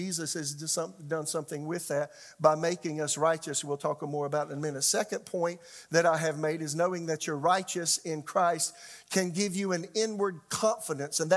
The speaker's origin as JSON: {"language": "English", "region": "South Carolina", "country": "United States", "tie": "born or raised there", "said": "became a pastor, associate pastor of a church in my hometown"}